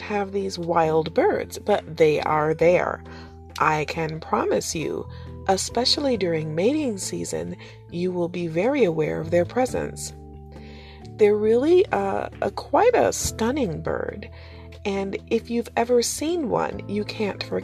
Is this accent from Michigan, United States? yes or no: yes; Detroit, Michigan, United States; my hometown